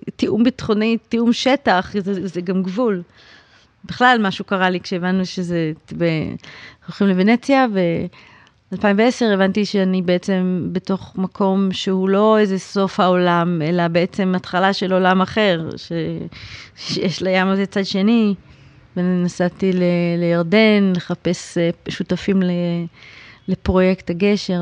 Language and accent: Hebrew; Jerusalem, Jerusalem District, Israel; now in Tel Aviv, Israel; אני בכלל ירושלמית